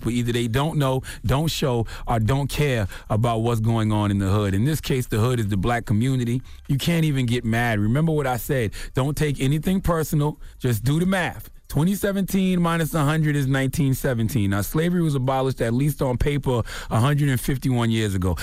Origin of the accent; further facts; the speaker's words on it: South Carolina, United States; I'm from South Carolina